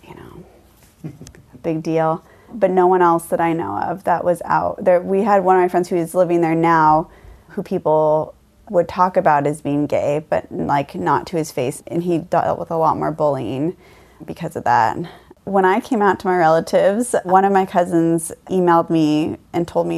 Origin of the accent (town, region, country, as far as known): Mount Vernon, Washington, United States; born or raised there; also born or lived in Conway, Washington